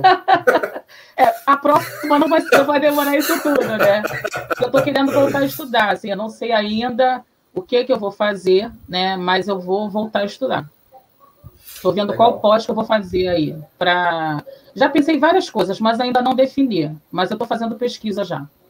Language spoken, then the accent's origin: Portuguese; Rio de Janeiro, Brazil; Eu morei em Oswaldo Cruz, do lado de Madureira, terra do samba. Então, na minha casa se escutava muito samba.